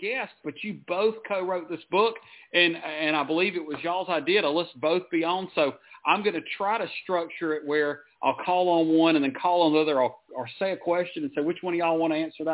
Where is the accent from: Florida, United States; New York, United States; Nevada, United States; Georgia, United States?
Georgia, United States; Jonesboro; I grew up in Jonesboro, Georgia